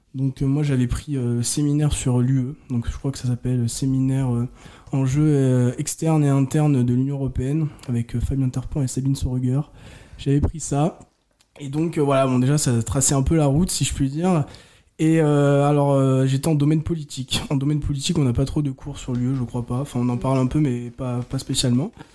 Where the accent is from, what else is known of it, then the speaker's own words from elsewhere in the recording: Orléans, Centre-Val de Loire, France; je viens d'Orléans